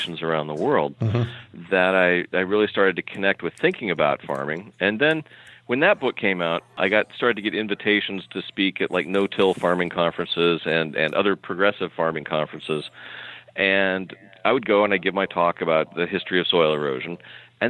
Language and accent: English; California, United States; moved away; I'm from California originally